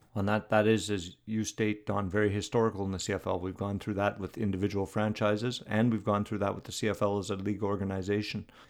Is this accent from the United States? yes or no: no; Canada